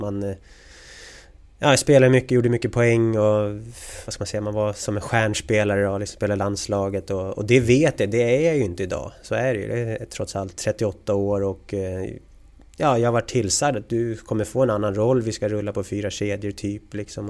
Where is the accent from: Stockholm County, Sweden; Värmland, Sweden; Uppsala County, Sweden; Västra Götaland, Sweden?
Stockholm County, Sweden; Sigtuna; moved away as an adult; also born or lived in Märsta / Gävle / Saint Petersburg / Linköping; Vi är från Sigtuna, eller bor i Sigtuna.